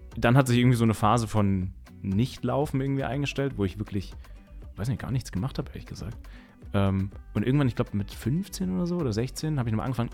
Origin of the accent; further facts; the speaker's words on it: Mainz, Rhineland-Palatinate, Germany; ich komme aus Mainz